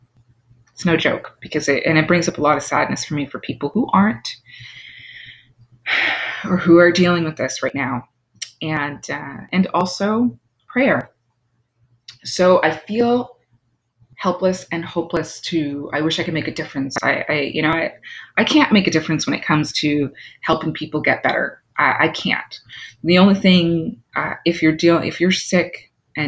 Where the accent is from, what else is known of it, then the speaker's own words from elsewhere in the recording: New York, United States; I'm from New York, but my, you know, part of my bloodline is island